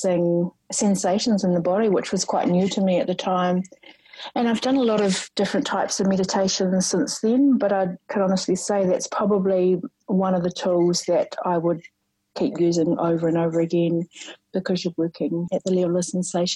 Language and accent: English; Rotorua, Bay of Plenty, New Zealand; I grew up in Rotorua